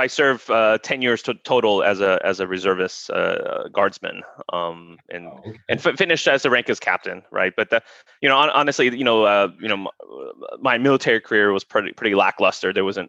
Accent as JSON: {"language": "English", "town": "San Antonio", "region": "Texas", "country": "United States", "also_born_or_lived": "Korea", "said": "I mean, originally from San Antonio, although, I grew up in a military family. So, I was born in Korea and moved around a little bit, amongst U.S. base to U.S. base."}